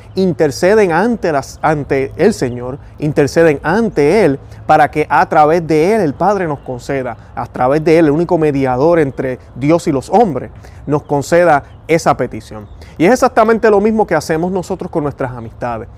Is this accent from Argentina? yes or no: no; Puerto Rico; yo soy puertorriqueño, tengo mi acento